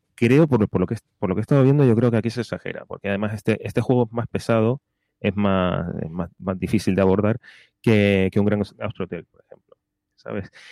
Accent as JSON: {"language": "Spanish", "region": "Canary Islands", "country": "Spain", "said": "de las Islas Canarias, de mi tierra"}